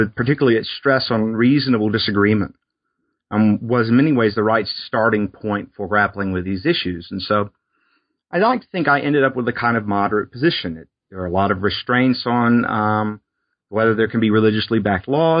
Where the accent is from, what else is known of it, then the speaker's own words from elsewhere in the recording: South Alabama on the Gulf Coast, United States; I grew up in South Alabama on the Gulf Coast